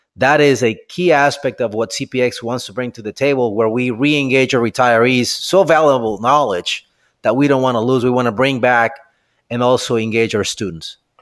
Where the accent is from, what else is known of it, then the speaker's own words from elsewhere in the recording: Mexico; moved away as an adult; now in United States; I'm originally from Mexico, and I ended up here in, in the U S